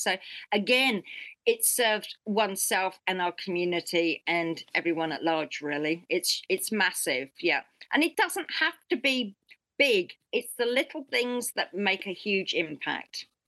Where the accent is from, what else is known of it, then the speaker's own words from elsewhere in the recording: United Kingdom; now in New Zealand; being British